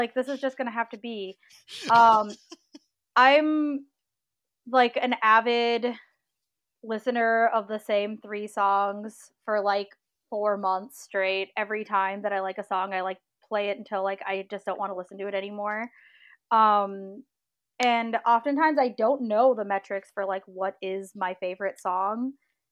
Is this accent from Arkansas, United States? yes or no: no; Minneapolis, Minnesota, United States; also born or lived in St. Paul; I'm like born and raised in Minnesota.